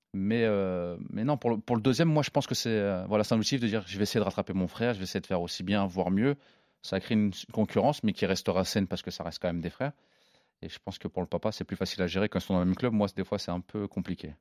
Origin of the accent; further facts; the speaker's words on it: Évreux, Normandy, France; j'ai grandi avec lui à Évreux